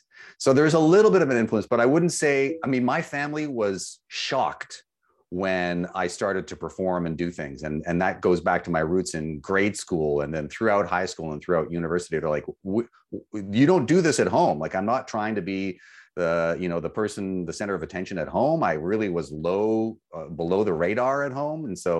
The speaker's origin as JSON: {"language": "English", "town": "Vancouver", "region": "British Columbia", "country": "Canada", "tie": "born or raised there", "said": "I think that in Vancouver, growing up in Vancouver, I would say on behalf of drivers there"}